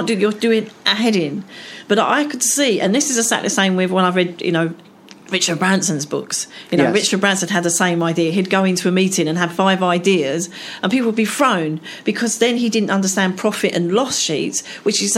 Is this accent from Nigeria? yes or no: no; Essex, East of England, United Kingdom; I am from Essex